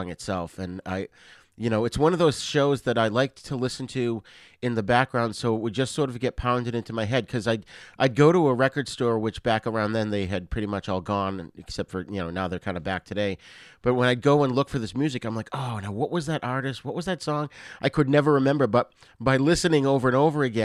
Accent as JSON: {"language": "English", "region": "Massachusetts", "country": "United States", "tie": "born or raised there", "said": "growing up in Massachusetts"}